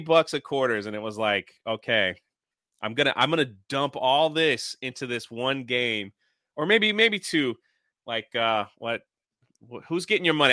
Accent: Washington, District of Columbia, United States; I grew up in Washington, D C.

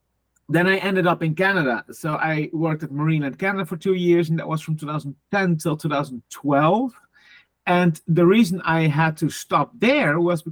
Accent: Netherlands; English is a second language; moved away; also born or lived in Sweden; I'm from the Netherlands, and I started in 2005 with my zoo career in almost the middle of the Netherlands

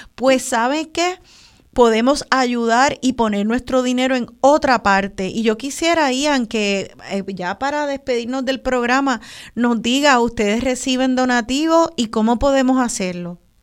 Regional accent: Puerto Rico; qué sabroso es ser boricua

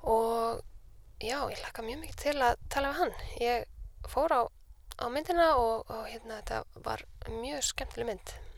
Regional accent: Reykjavík, Capital Region, Iceland; also born or lived in Copenhagen; ég er uppalinn í Vesturbænum

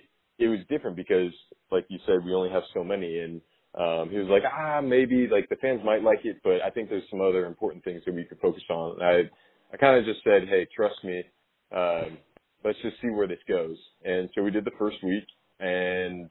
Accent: Oregon, United States; moved away as an adult; now in South Carolina, United States; I grew up around Oregon, you know, born and raised in the state

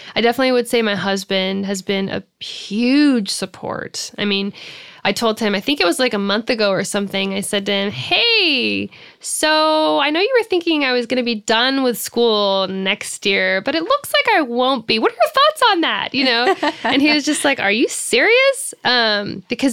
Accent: United States; I absolutely identify as an American

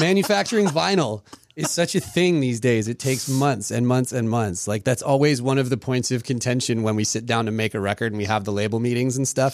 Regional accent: Maryland, United States; also born or lived in England; we moved to Maryland. We came straight to Maryland, and, um, it was for my dad's job

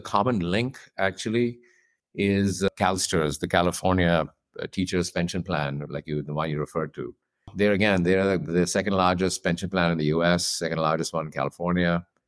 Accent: India; moved away; I grew up in India, I'm from there

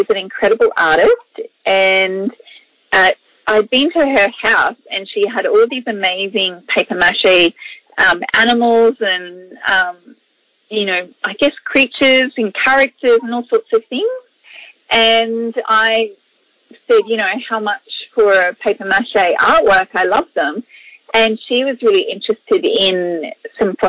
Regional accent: Mackay, Queensland, Australia; also born or lived in Biloela, Queensland; I grew up in North Queensland in a town called Mackay, but I was actually born in a smaller town further west called Billawilla.

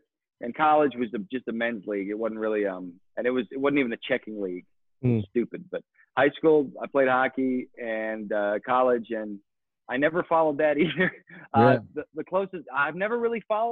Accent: Gillette, Wyoming, United States; also born or lived in Colorado / West Coast; I'm from Gillette

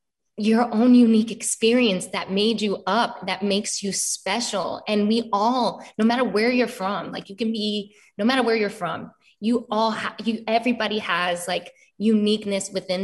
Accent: New York, United States; also born or lived in Florida; now in Los Angeles, United States; My parents live in Florida, but I'm originally from New York. So family split in New York and in all over the East Coast.

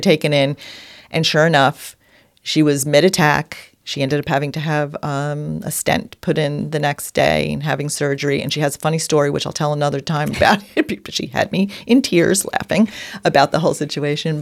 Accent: New York, United States; accent: New York; my New York accent.

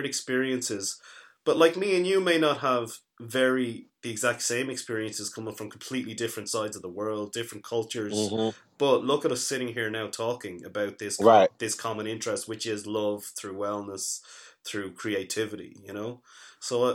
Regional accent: Dublin, Leinster, Ireland; I grew up in Dublin

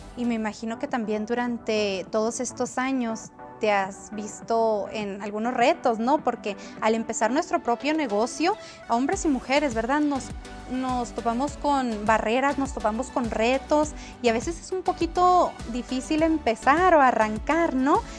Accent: Guachochi, Chihuahua, Mexico; moved away as an adult; now in United States; yo nací en Washoshi, en Chihuahua

